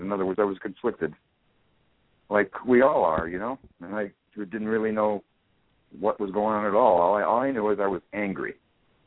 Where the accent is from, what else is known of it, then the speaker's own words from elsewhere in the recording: Wichita, Kansas, United States; at 3.5 back in Wichita, Kansas in 1940